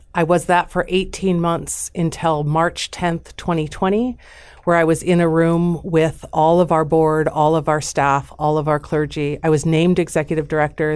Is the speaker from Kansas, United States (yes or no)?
no; Omaha, Nebraska, United States; I grew up in Jewish Omaha in all the best ways